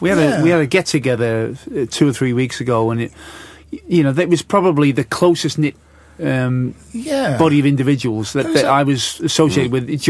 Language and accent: English; Bootle, North West England, United Kingdom; accent: Scouse; moved away as an adult; also born or lived in Canning Town; Canning Town was definitely posher than Bootle, where I was born.